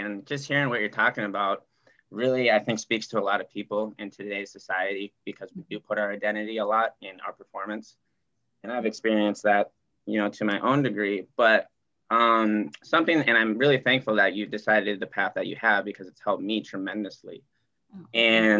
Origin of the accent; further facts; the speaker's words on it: Wisconsin, United States; I am from Wisconsin.